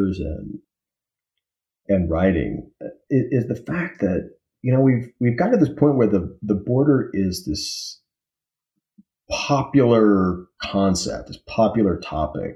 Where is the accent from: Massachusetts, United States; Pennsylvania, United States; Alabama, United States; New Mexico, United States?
New Mexico, United States; Las Cruces; near where I grew up in Las Cruces, New Mexico